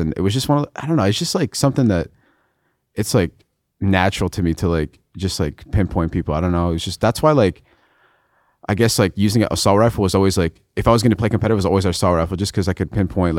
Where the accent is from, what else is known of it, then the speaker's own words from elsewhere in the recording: Canada; I'm Lebanese, and then when people ask me if I'm Canadian, I always say I'm Lebanese. I never say I'm Canadian. Yeah. Even though I was born in Canada, I'm Canadian, technically.